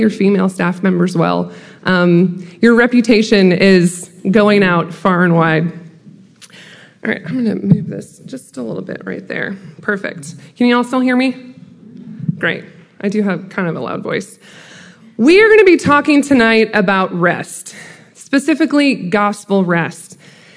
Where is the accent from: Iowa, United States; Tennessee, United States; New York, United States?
Iowa, United States; now in Macon, United States; I do currently live in Macon, Georgia, but I'm not originally from Georgia. I'm from Iowa.